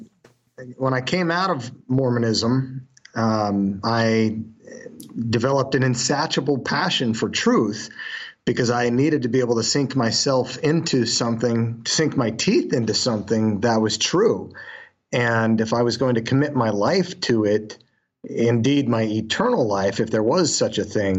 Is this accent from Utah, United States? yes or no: yes; Utah, United States; That's what I grew up with in Utah